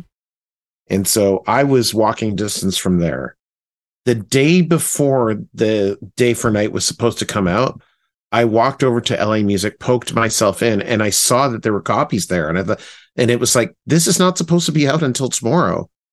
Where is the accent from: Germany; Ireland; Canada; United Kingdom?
Canada; Thornhill, Ontario; I grew up in Thornhill. I was living in Thornhill at the time. That's a suburb of Toronto to the north.